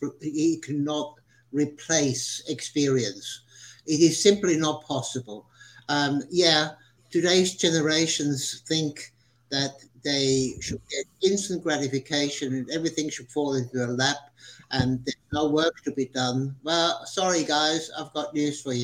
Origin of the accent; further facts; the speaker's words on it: Switzerland; now in Australia; I was born in Switzerland and traveled the world for a few years as a photojournalist and eventually came to Australia in 1973